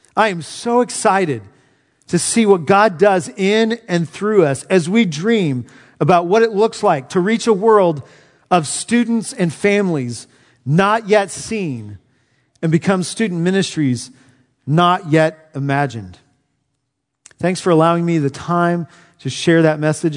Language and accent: English; Southern California, United States; now in Knoxville, United States; Growing up in Southern California